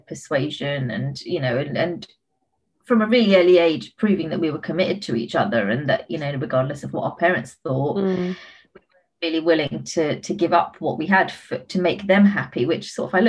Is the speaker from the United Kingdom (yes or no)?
yes; United Kingdom; Being a British Asian is really sort of a constant flip between, you know, your Western life and your Eastern cultural roots